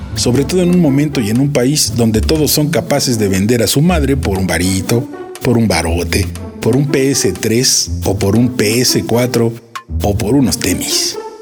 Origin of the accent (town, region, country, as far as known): Mexico